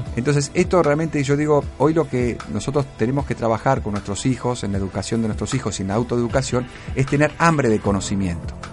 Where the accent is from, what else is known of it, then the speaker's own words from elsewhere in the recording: Argentina; vivimos en un hermoso país